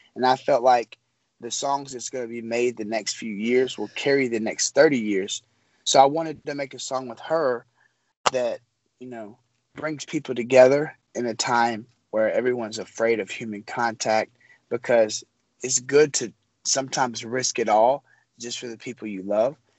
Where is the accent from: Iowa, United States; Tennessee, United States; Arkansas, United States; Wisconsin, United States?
Tennessee, United States; Memphis; I'm from Memphis, Tennessee